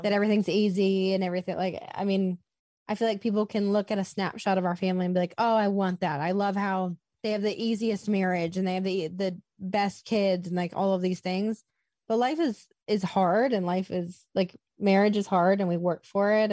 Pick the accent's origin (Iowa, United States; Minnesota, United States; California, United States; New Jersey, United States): Iowa, United States; also born or lived in Los Angeles; now in Nashville, United States; I was born and raised in Iowa.